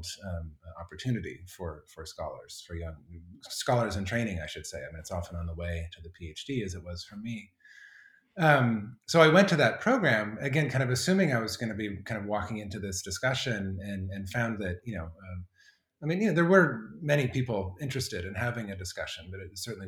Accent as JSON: {"language": "English", "region": "Colorado", "country": "United States", "tie": "born or raised there", "moved": "yes", "said": "I grew up in Colorado"}